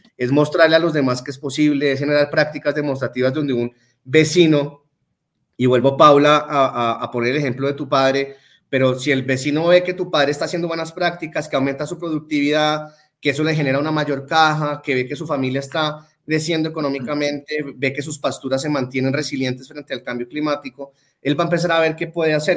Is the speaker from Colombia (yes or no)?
yes; Colombia; nuestra idiosincrasia de colombianos